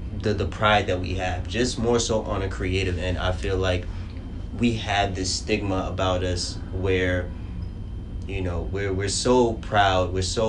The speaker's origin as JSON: {"language": "English", "town": "New York City", "region": "New York", "country": "United States", "tie": "born or raised there", "lives_now": "Brooklyn, United States", "said": "I grew up in the Bronx and up until about 2 years ago, I moved out to Brooklyn."}